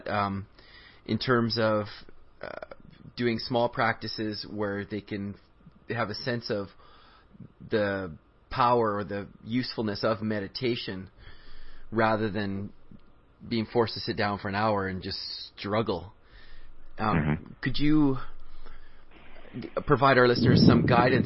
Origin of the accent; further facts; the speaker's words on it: Canada; I grew up in Canada, and I'm not from India